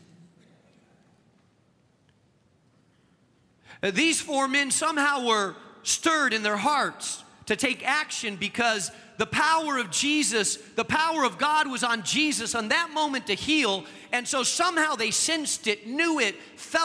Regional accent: Spain; now in Chicago, United States; the country that I grew up in Spain

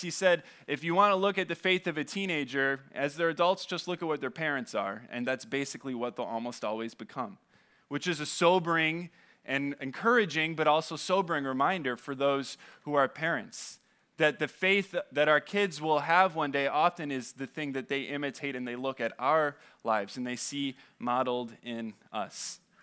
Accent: California, United States; moved away; I say I'm from California

